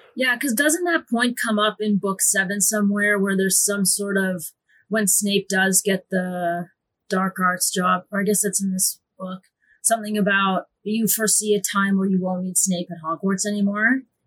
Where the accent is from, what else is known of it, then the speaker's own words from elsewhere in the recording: Canada; as a Canadian